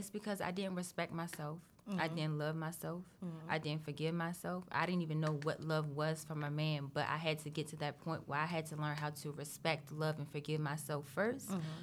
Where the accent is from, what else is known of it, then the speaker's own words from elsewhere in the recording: Maryland, United States; also born or lived in California; I've lived in Maryland since I was 9